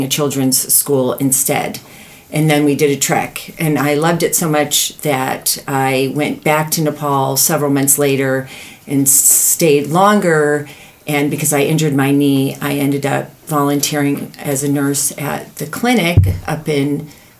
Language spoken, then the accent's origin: English; Boulder, Colorado, United States; moved away as an adult; also born or lived in Michigan / California / Seattle; I was born in Michigan, but raised in Boulder, Colorado